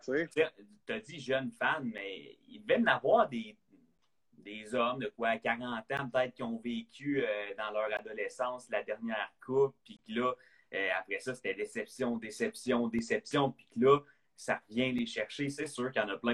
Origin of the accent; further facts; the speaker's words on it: Quebec, Canada; On est québécois, on a grandi là-dedans